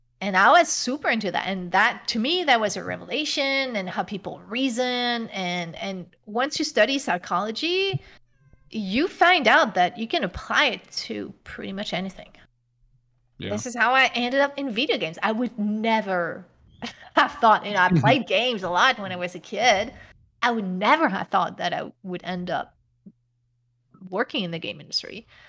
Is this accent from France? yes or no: yes; France; English is a second language; The reason why is because I grew up in France, and France higher education is free.